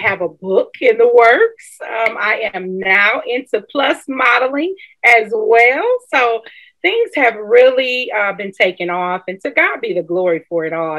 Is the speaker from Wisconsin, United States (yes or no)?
yes; Milwaukee, Wisconsin, United States; Milwaukee, Wisconsin, my hometown